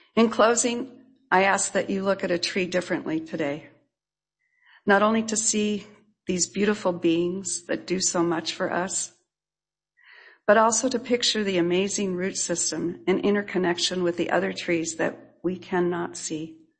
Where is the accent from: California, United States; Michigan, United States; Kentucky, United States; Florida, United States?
California, United States; La Mirada; also born or lived in Santa Barbara, California / Gardena, California / Avila Beach, California (tribal ancestry); My two younger sisters were born and after which we moved inland to La Mirada.